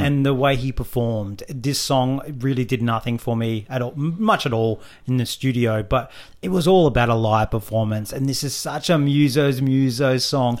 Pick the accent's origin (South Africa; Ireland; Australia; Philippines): Australia; as Australian fans